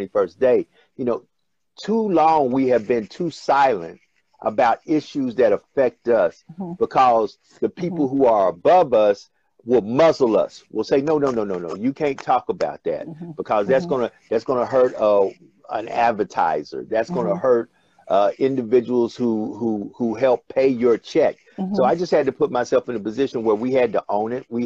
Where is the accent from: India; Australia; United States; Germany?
United States; Memphis, Tennessee; moved away as an adult; now in Louisiana, United States; No, I'm not originally from Louisiana. I'm actually from Memphis, Tennessee.